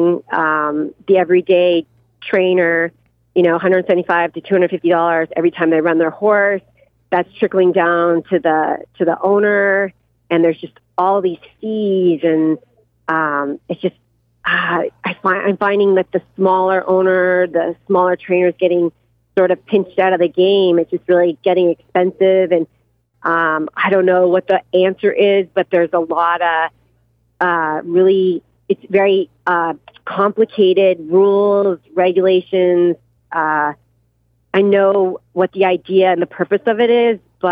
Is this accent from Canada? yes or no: yes; Canada; now in United States; I'm Canadian